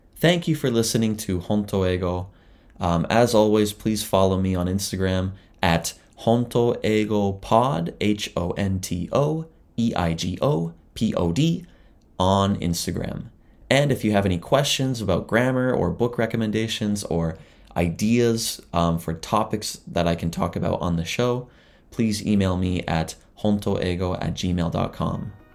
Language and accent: English; Southern Ontario, Canada; moved away as an adult; also born or lived in Ottawa / Toronto; now in Japan; as a Canadian, I grew up, uh, in Southern Ontario.